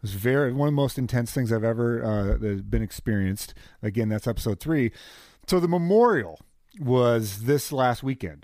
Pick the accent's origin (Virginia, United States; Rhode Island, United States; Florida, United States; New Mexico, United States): New Mexico, United States; Albuquerque; also born or lived in Mount Vernon, Washington; I was adopted at 7 days old in Mount Vernon, Washington, and I grew up in Albuquerque, New Mexico